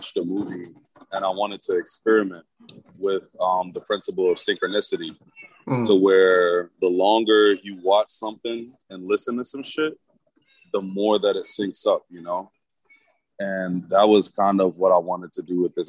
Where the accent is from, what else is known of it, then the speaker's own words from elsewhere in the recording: the South, United States; also born or lived in Milwaukee; I'm a Southern nigga